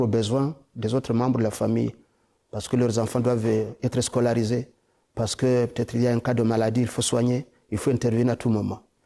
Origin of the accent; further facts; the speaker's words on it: DR Congo; chez nous au Congo